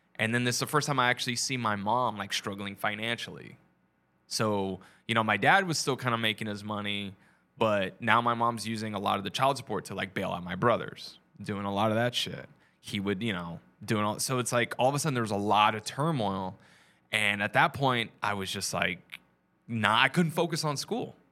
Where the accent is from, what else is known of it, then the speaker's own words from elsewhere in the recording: San Antonio, Texas, United States; moved away as an adult; also born or lived in Los Angeles; now in New York City, United States; I'm from San Antonio, uh, you know, from Texas. I just moved here last month